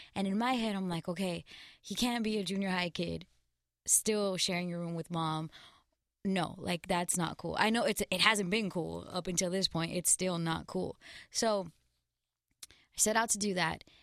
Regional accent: Glendale, California, United States; I'm from Glendale, California.

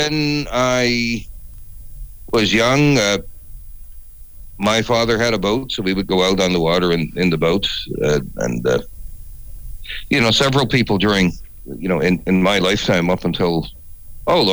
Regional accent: St. John's, Newfoundland and Labrador, Canada; also born or lived in Halifax, Nova Scotia; now in Kingston, Canada; I grew up in what people would today call the suburbs of St. John's

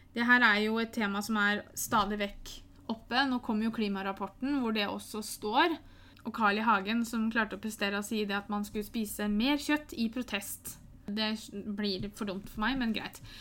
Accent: Norway; Jeg er født i Norge, jeg har norske foreldre.

